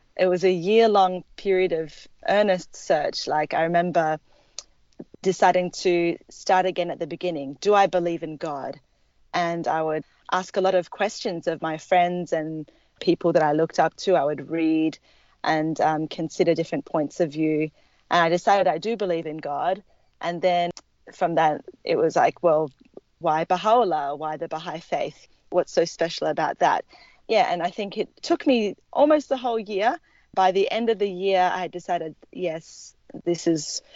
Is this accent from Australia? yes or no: yes; Perth, Western Australia, Australia; I grew up in Perth, Western Australia